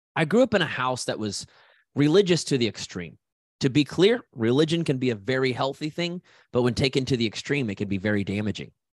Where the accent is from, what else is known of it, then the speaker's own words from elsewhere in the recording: Haysville, Kansas, United States; I'm a kid from Hayesville, Kansas